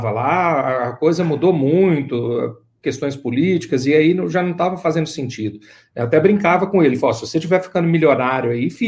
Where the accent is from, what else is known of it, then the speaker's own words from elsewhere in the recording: Ipatinga, Minas Gerais, Brazil; born there; Eu sou, é, não, eu sou brasileiro, eu sou nascido em Ipatinga.